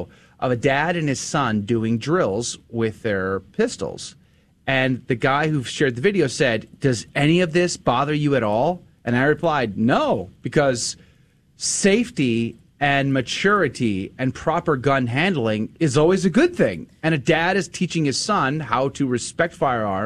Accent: San Antonio, Texas, United States; my hometown of San Antonio

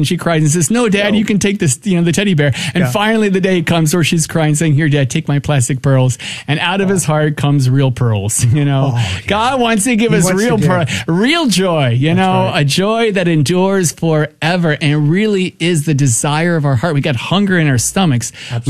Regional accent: New Jersey, United States; moved away; I'm from New Jersey, so it'll be kind of fun to have him come.

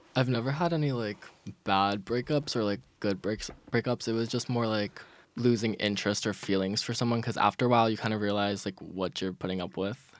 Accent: New Jersey, United States; I come from South Jersey

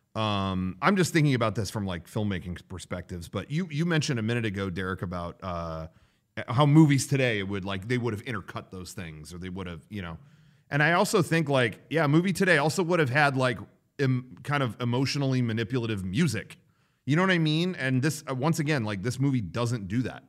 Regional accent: United States

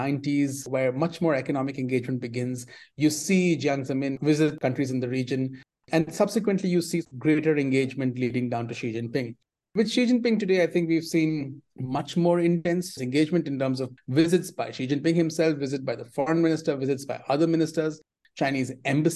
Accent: Mumbai, Maharashtra, India; moved away as an adult; also born or lived in China; as a college student growing up in Bombay

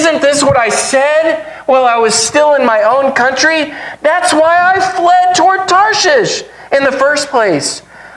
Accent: United States; as an American

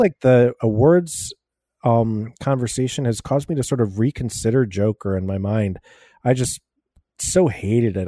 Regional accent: United States; I'm American

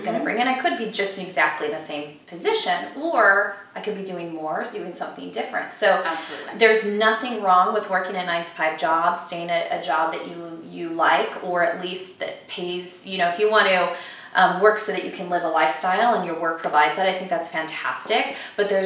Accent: California, United States; moved away as an adult; also born or lived in South Carolina; I grew up in California, I have a lot of family on the East Coast

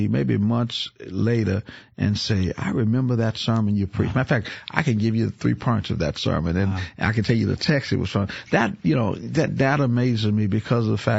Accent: New Orleans, Louisiana, United States; I grew up in New Orleans, been there all my life

